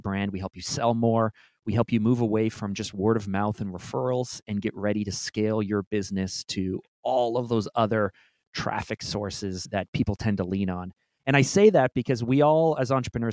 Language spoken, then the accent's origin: English; Toronto, Ontario, Canada; I was born and raised in Toronto